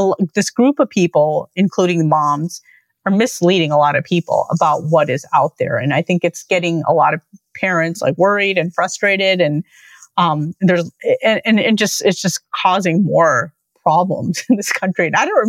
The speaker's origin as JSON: {"language": "English", "town": "Lincolnwood", "region": "Illinois", "country": "United States", "tie": "born or raised there", "said": "the library where I grew up in Lincolnwood"}